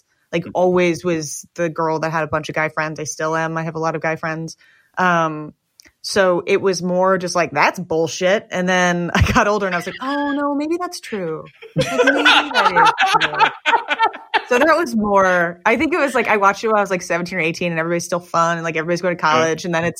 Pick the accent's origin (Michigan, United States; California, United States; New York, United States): New York, United States; I grew up in New York